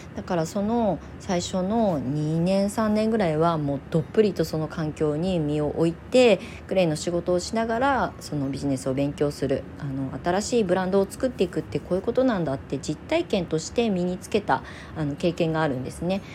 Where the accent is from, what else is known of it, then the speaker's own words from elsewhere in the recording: Kasama, Ibaraki, Japan; 私が元々生まれ育った実家、今そこを離れて、ちょっと街中に引っ越しをしたんですけど、その田舎の方の、まあ、笠間市全体田舎なんですけど